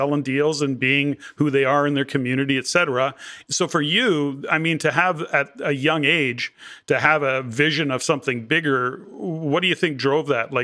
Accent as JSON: {"language": "English", "town": "Edmonton", "region": "Alberta", "country": "Canada", "tie": "born or raised there", "said": "I'm an Alberta boy. So I was born and raised in Edmonton."}